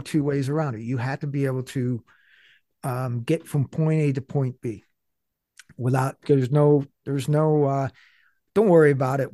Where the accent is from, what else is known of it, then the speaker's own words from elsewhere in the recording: Buffalo, New York, United States; I'm from Buffalo